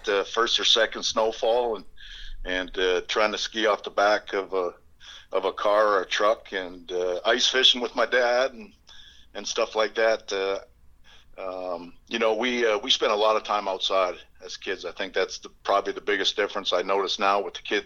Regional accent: Essex, Ontario, Canada; moved away as an adult; growing up in Essex.

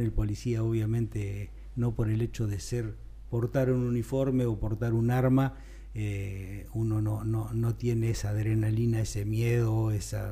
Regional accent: Carmen de Areco, Buenos Aires Province, Argentina; soy de Carmen de Areco, viví toda mi vida acá

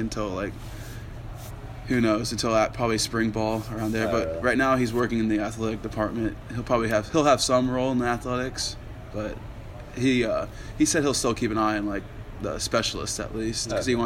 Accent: Olathe, Kansas, United States; he went to Olathe North and he's from my hometown

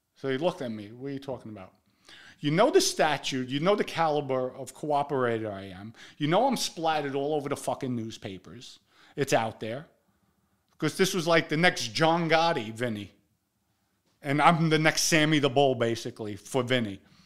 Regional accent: New York City, New York, United States; we're from the Bronx, we together.

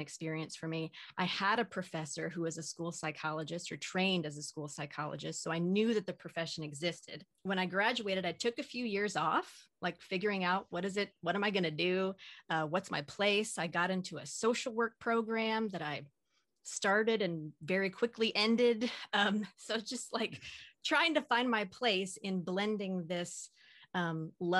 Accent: Southern Oregon, United States; moved away as an adult; also born or lived in New Jersey / Austin, Texas; now in Pacific Northwest, United States; I was actually born and raised in Southern Oregon

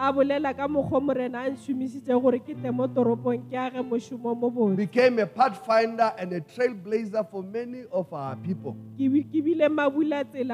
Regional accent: South Africa; English is a second language; now in United Kingdom; my country

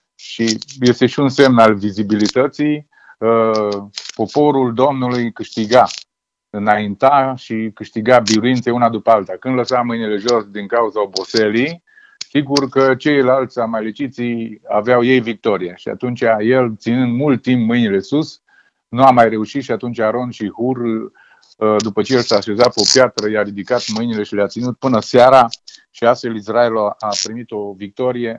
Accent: Romania; eu sunt român

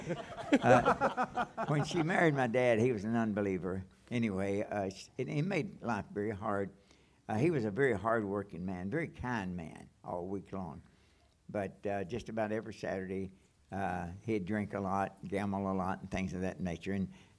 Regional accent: Mannington, Kentucky, United States; also born or lived in Nortonville, Kentucky; in the town I was raised in, I was born in Nortonville, Kentucky. It's a big city of about 800 people, okay? And then I moved to a smaller town, Mannington, okay? And went to a two-room school.

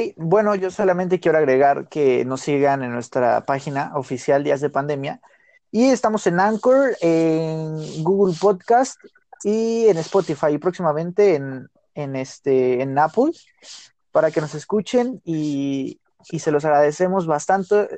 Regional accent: Mexico; los mexicanos decimos

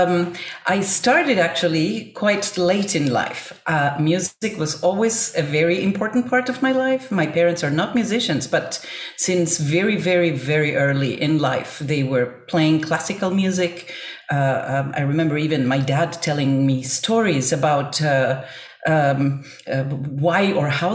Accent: Buenos Aires, Argentina; growing up in Buenos Aires, Argentina

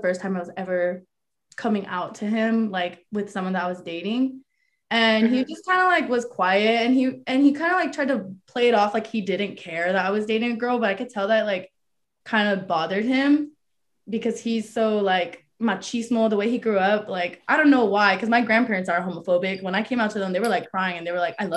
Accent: San Jose, California, United States; moved away as an adult; now in San Francisco, United States; I'm from San Jose, Bay Area. So I live 40 minutes away from home.

